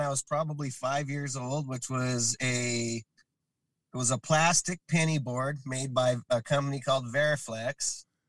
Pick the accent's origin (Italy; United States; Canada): United States; Kearns, Utah; also born or lived in South Dakota / West Jordan, Utah; I grew up in Kearns, honestly. You know, I was born in South Dakota.